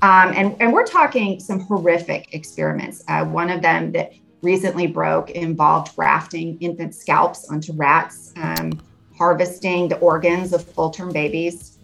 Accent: Arizona, United States; I grew up in Arizona

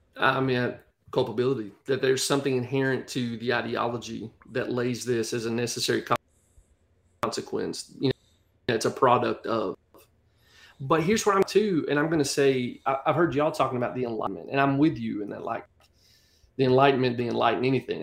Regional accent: United States; accent: country; you hear my accent, I'm, I'm country as cornbread

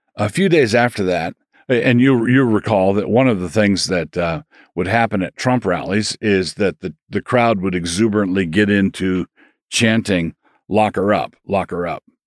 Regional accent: Annapolis, Maryland, United States; also born or lived in Takoma Park, Maryland; I grew up in Annapolis, Maryland, but this was the year before we moved there

